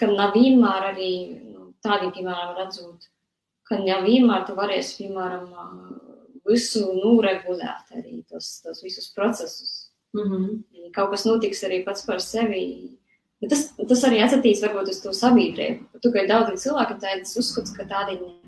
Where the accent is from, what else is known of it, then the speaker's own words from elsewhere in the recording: near the Russian border, Latgale, Latvia; esmu uzaugusi pašā gandrīz vai Krievijas pierobežā